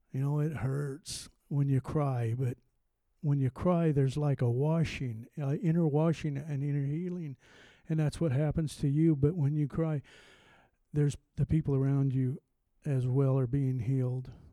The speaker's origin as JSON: {"language": "English", "region": "Montana", "country": "United States", "said": "I'm from the West. Don't hold that for, against me. I'm from Montana."}